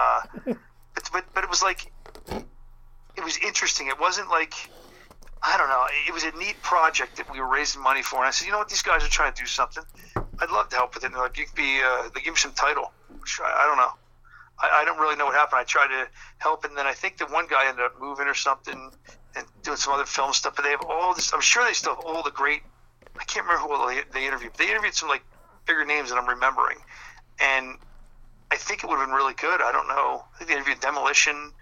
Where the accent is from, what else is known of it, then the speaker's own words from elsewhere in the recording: Philadelphia, Pennsylvania, United States; my hometown, like Philly